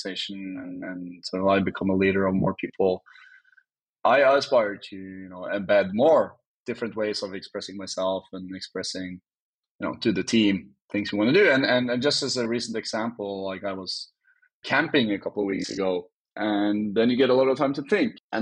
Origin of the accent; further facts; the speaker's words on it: Norway; I'm from Norway